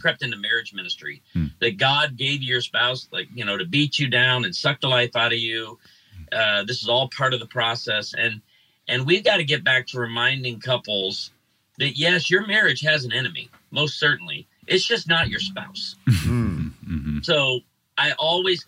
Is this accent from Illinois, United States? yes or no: yes; Chicago, Illinois, United States; now in Branson, United States; I grew up in Chicago, and I was the only kid in my school that listened to country music